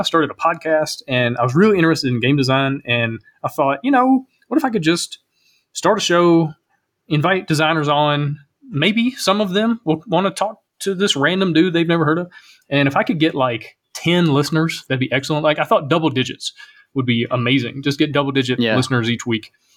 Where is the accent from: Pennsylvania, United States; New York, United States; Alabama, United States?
Alabama, United States; also born or lived in Kentucky; growing up in Alabama